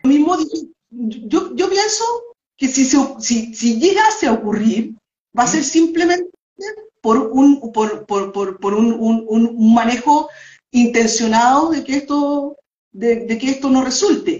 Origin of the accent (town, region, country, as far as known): Chile